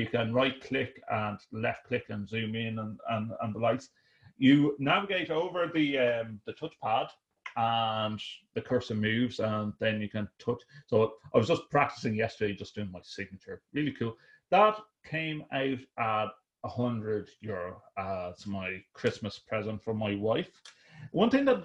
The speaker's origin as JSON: {"language": "English", "country": "Ireland", "said": "we're Irish folk"}